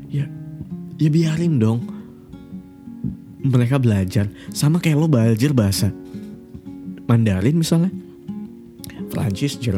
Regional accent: Pontianak, West Kalimantan, Indonesia; suka ada orang ngomong dengan logat Jawa dengan logat uh, Kalimantan misalnya dengan logat Melayu karena gue dari Pontianak

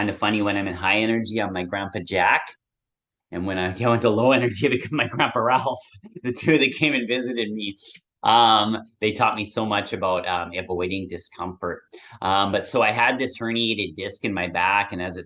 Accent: Nanaimo, British Columbia, Canada; my hometown here of Nanaimo

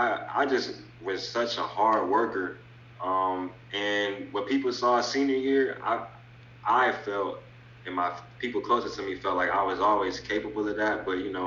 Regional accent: Lima, Ohio, United States; growing up in Lima, like, we're such a basketball city

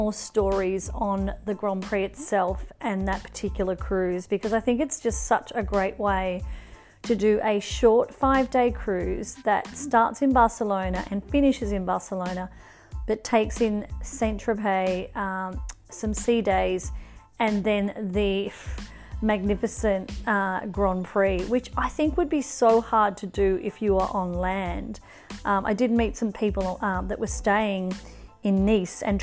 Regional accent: northern New South Wales, Australia; I am back in Australia, in my hometown in northern New South Wales

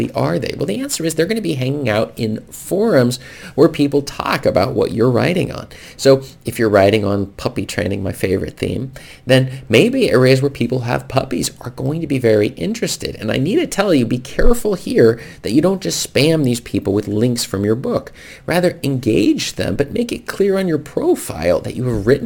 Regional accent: United States; now in Norway; where I grew up in America

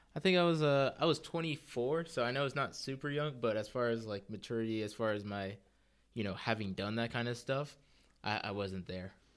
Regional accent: California, United States; growing up in California during the whole Silicon Valley boom

